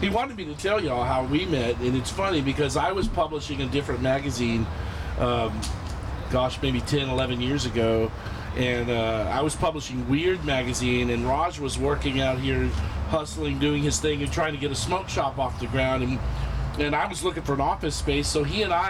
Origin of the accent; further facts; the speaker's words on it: Austin, Texas, United States; I'm from Austin, here, born and raised.